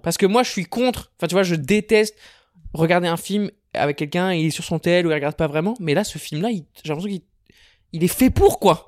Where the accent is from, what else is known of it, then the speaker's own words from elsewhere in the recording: France; en tant que Français